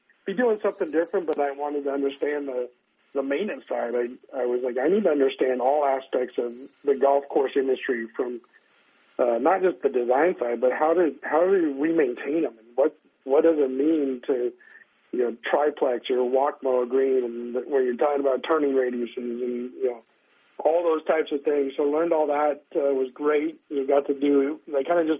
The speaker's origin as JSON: {"language": "English", "region": "Northern California", "country": "United States", "tie": "born or raised there", "also_born_or_lived": "Colorado", "moved": "as an adult", "lives_now": "Arizona, United States", "said": "I grew up in Northern California"}